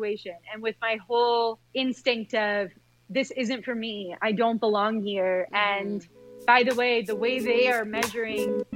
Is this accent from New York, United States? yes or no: no; Michigan, United States; growing up in Michigan in the 90s